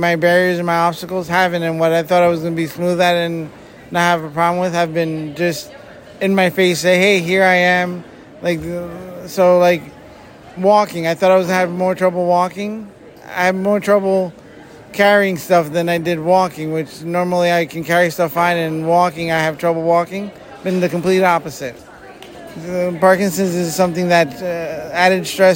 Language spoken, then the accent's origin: English; Eastern Pennsylvania, United States; I come from Eastern Pennsylvania.